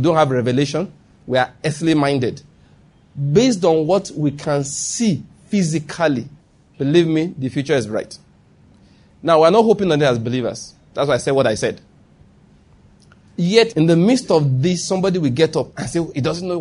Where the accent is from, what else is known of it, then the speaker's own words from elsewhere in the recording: Nigeria; moved away; also born or lived in Lagos, Nigeria; that's my home state. Who will have believed I didn't know my way around it anymore?